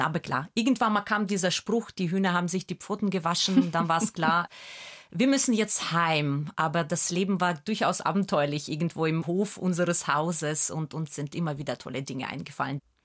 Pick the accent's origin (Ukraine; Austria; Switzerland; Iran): Ukraine; first language Russian; German is a second language; also born or lived in England; now in Nuremberg, Germany; Ich bin in einer deutschstämmigen Familie in der Ukraine aufgewachsen